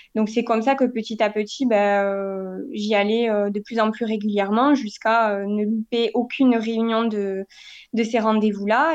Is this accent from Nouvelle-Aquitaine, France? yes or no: no; Castres, Occitania, France; now in Toulouse, France; j'ai grandi euh, dans le Tarn, donc dans une ville qui s'appelle Castres